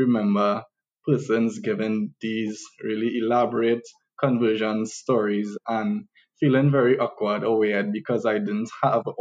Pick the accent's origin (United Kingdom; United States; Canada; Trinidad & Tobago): Trinidad & Tobago; the two of us, yes, we were born and raised in Trinidad